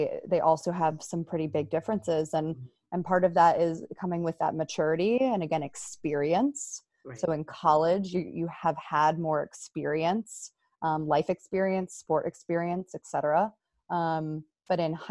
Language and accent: English; right outside of Philadelphia, Pennsylvania, United States; I am from Pennsylvania, right outside of Philadelphia. I grew up there.